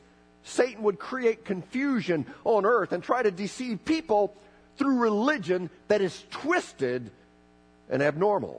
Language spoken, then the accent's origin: English; Bolivia; I was raised in Bolivia